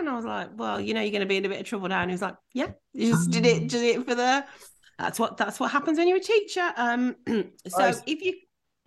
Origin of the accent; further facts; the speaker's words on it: Birmingham, West Midlands, United Kingdom; I've never left Birmingham.